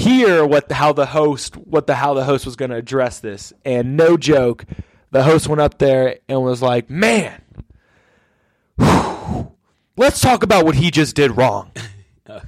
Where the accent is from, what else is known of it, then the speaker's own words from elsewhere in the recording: Atlanta, Georgia, United States; I'm from Atlanta